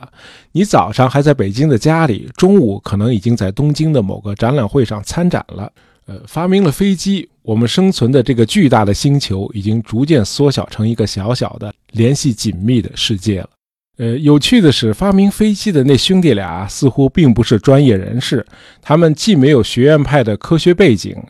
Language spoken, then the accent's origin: Chinese; China; 我们中国人